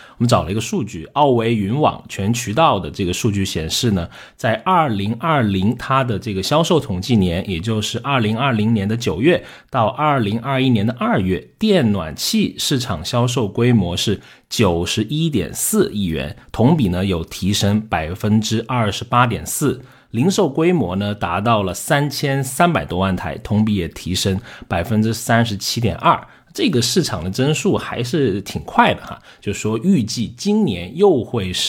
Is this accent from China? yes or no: yes; South China, China; 所以 Rene 经常他跟我的说话就是你这个南方人，对吧？我对他来说，我是一个南方人哈。